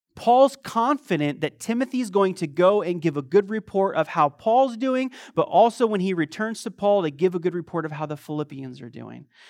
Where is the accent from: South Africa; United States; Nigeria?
United States; moved away as an adult; also born or lived in Croatia / Eastern Europe; I'm an American